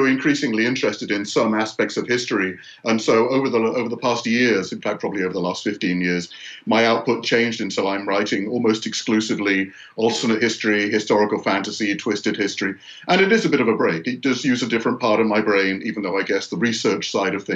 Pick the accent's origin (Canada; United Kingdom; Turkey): United Kingdom; north of England, Yorkshire and the Humber; moved away as an adult; now in United States; I grew up in the north of England in a pretty depressed area of Yorkshire